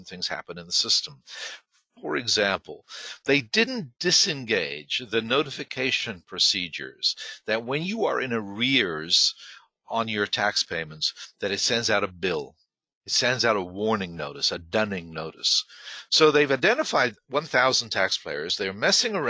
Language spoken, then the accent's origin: English; Ireland; moved away; I was not born there, but I was raised there, and I'm an Irish citizen